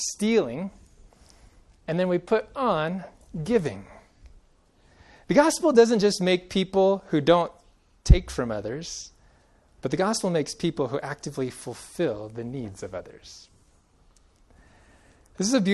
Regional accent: Central Valley of California, United States; now in Colorado, United States; Growing up in the Central Valley of California

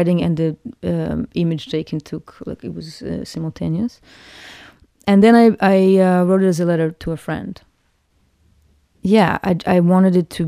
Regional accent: Cyprus; moved away; As I was growing up in Cyprus

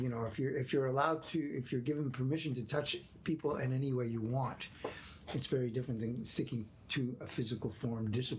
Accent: Quebec, Canada; Well, I come from Quebec.

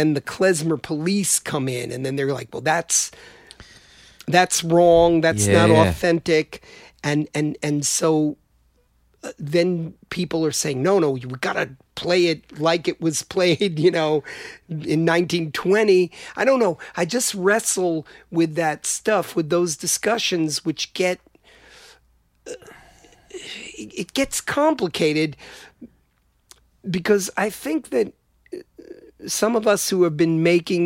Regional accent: United States; me growing up in America

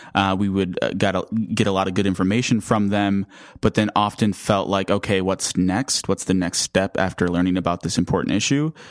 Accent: Racine, Wisconsin, United States; moved away as an adult; also born or lived in Madison, Wisconsin; now in Milwaukee, United States; I'm from Racine, Wisconsin

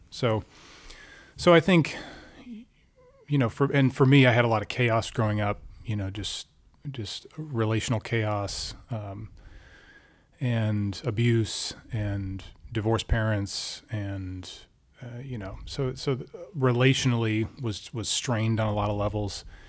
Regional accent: Alaska, United States; moved away as an adult; also born or lived in Washington, D.C.; I grew up in Alaska.

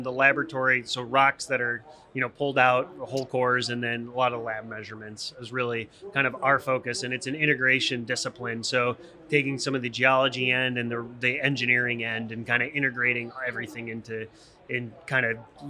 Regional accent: Ohio, United States; moved away as an adult; also born or lived in Pennsylvania / Louisiana / Midland, Texas / Houston, Texas; growing up in Ohio

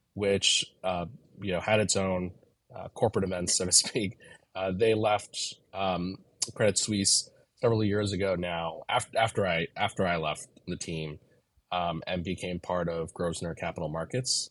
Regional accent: New York City, New York, United States; I grew up in Manhattan and Brooklyn, and most of my family is, is still here in Brooklyn. So I'm a New Yorker.

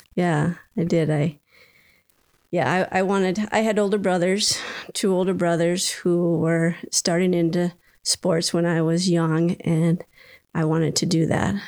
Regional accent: Minnesota, United States; I was born in Minnesota and was here all through growing up until um, I headed off to college.

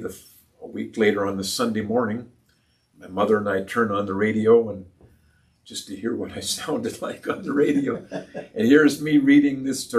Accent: Toronto, Ontario, Canada; now in Peterborough, Canada; I was born and raised here in Peterborough. My dad got transferred to Toronto when I was 6 years old, and so we moved to Leaside area in Toronto

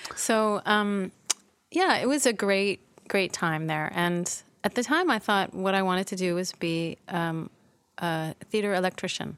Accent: Toronto, Ontario, Canada; moved away as an adult; also born or lived in Montreal / Vancouver; I was born in Montreal, but I grew up in Toronto

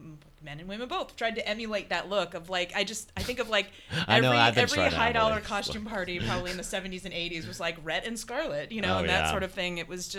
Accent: the South, United States; I grew up in the South, and then, but then my mom and my parents are from California and loved old movies.

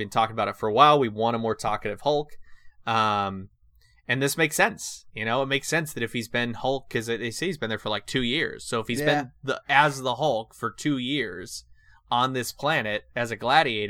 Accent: California, United States; moved away; I grew up in California.

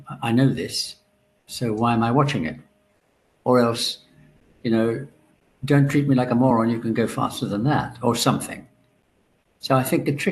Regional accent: Ireland; I'm Irish

